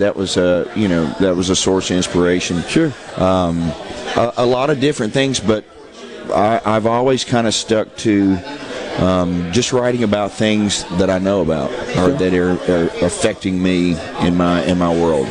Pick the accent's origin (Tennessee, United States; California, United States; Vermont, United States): Tennessee, United States; Nashville; I'm a Southern boy. I was born and raised in Nashville, Tennessee